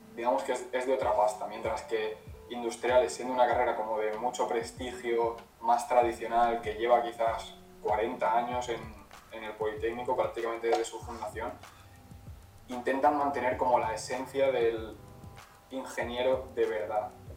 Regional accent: Elche, Valencian Community, Spain; moved away as an adult; now in Switzerland; soy de Elche, aunque fui a Valencia a estudiar

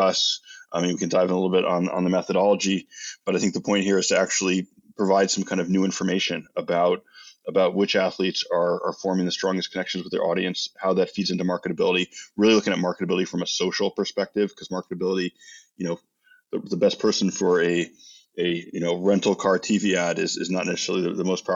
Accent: United States; as American

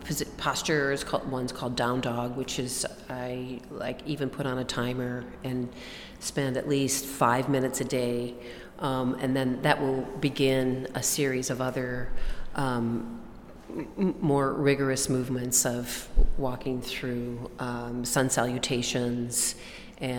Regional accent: Watertown, South Dakota, United States; I grew up in Watertown, South Dakota, and I'm from a large family

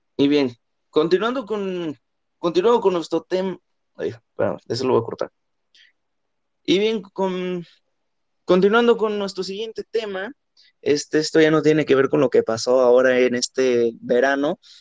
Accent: Mexico; los mexicanos que vivimos acá en México

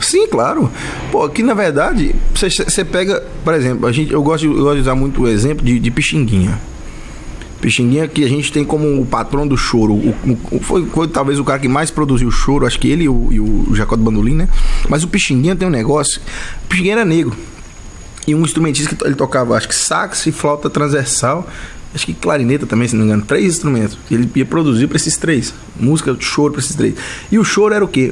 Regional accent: near Teófilo Otoni, Minas Gerais, Brazil; onde eu, eu nasci, eu sou mineiro, né, apesar de ser de uma região mais afastada do centrão ali, que é o Belo Horizonte, né? Um pouco afastado do Teofilo Otônio

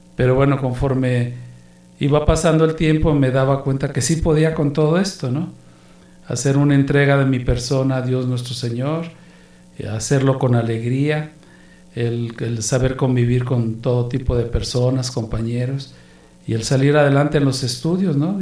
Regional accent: Guadalajara, Jalisco, Mexico; moved away as an adult; also born or lived in Amazon / Mexico City; yo nací en Guadalajara, Jalisco, de madre guanajuatense, mi papá era jalisciense

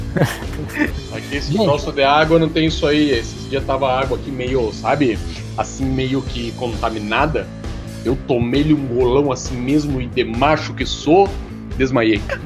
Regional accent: Porto Alegre, Rio Grande do Sul, Brazil; eu sou do, Grande Porto Alegre, aqui Rio Grande do Sul, né, gente? Sou, sou gaúcho, tchê

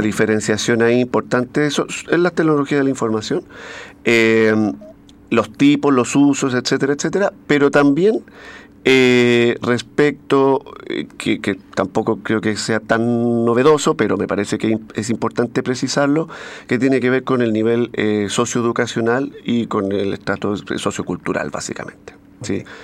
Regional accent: Valparaíso, Chile; uno como es porteño

